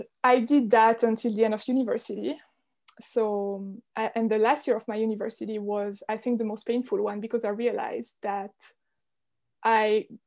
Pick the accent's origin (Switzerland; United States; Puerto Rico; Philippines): Switzerland; So I'm Swiss. I grew up in Switzerland in a very small village in the mountains